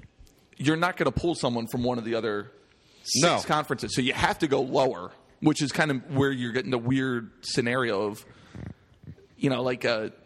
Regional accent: New Jersey, United States; born there; Like my family's from Jersey. I was born in Jersey before I moved

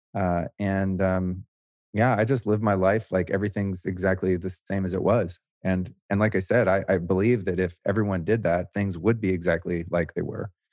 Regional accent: the Bay Area, California, United States; moved away as an adult; now in Austin, United States; I grew up in, uh, the Bay Area.

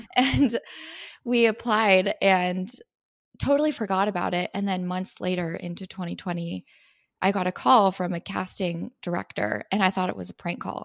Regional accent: San Diego, California, United States; also born or lived in Missouri; now in Los Angeles, United States; I'm from San Diego, California

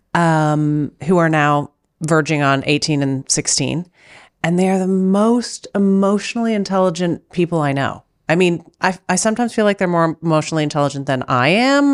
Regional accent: Canada; now in Germany; I'm Canadian, as you know. I live in Germany

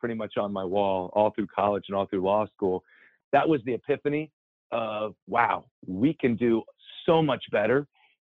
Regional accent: Columbus, Ohio, United States; I grew up in Columbus, Ohio, and we had basements in Ohio

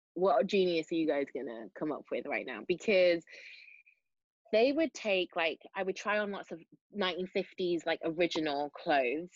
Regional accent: Manchester, North West England, United Kingdom; accent: Mancunian; it's difficult to switch between Mancunian and South Side of Chicago

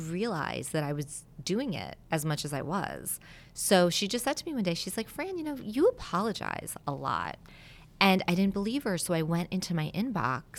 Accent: Westchester County, New York, United States; also born or lived in Italy; my parents moved to the United States from Italy when I was two. So I was born in Italy, and then we moved to Westchester County, which is right outside of New York City.

